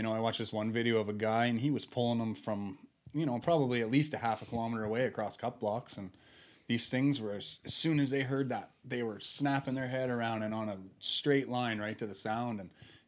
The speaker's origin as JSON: {"language": "English", "region": "Nova Scotia", "country": "Canada", "moved": "as an adult", "lives_now": "Alberta, Canada", "said": "I'm from Nova Scotia"}